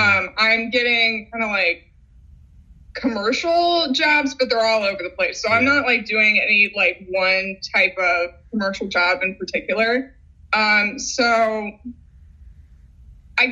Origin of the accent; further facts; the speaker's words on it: St. Louis, Missouri, United States; moved away as an adult; now in Chicago, United States; I ended up going to a community college, like in my hometown rather than out of town